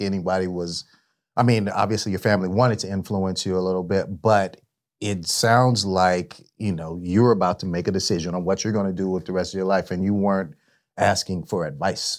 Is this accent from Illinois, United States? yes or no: no; San Jose, California, United States; I'm from San Jose